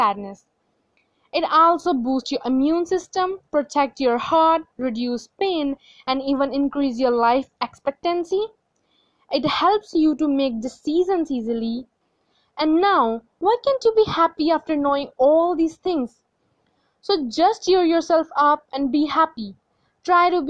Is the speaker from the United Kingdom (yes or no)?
no; India; from India and I am still studying.